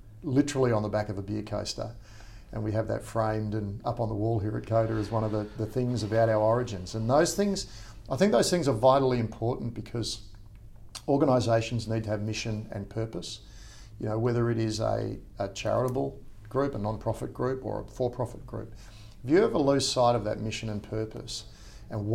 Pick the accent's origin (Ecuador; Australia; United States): Australia; Perth, Western Australia; moved away as an adult; also born or lived in Sydney; I'm from Perth originally